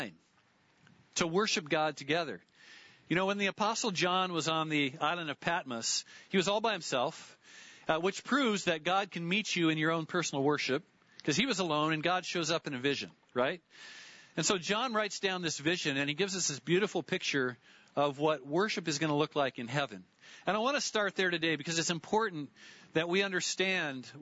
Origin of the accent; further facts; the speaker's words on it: Lynden, Washington, United States; I grew up in Linden